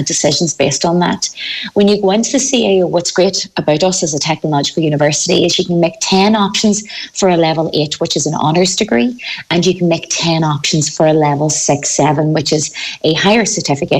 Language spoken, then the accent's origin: English; County Donegal, Ireland; You know from my own accent that I'm not from Galway. I'm originally from the Donegal